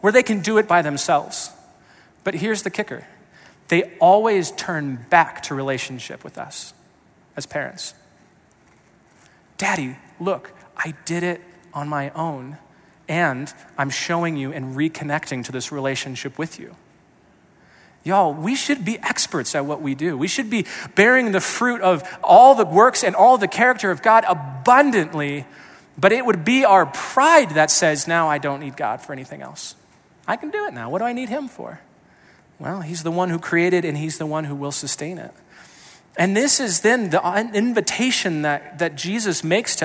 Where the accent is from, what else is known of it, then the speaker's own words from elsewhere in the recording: Colorado Springs, Colorado, United States; I grew up in the Springs